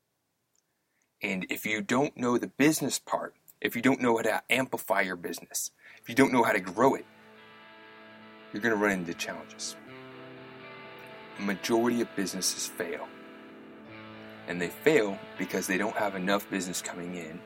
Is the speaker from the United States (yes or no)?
yes; Louisville, Kentucky, United States; when I was raised in Louisville, Kentucky